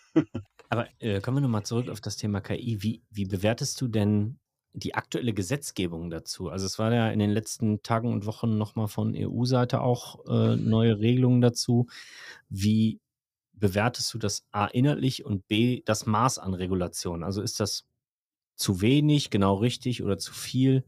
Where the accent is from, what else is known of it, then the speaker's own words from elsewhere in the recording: Germany; bei uns in Deutschland